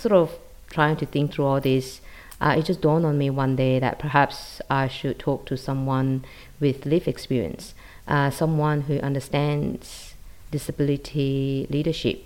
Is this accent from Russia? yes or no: no; Malaysia; moved away as an adult; now in Sydney, Australia; I'm originally from Malaysia. I came to Australia in 2000 and I live in Sydney.